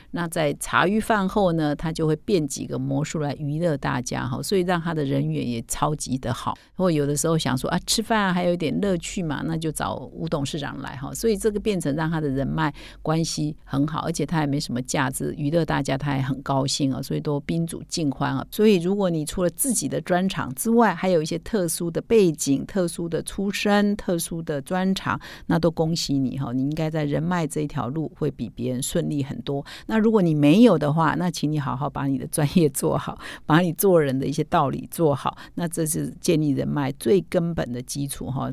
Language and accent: Chinese; Taiwan; 我们台湾话就土质嘛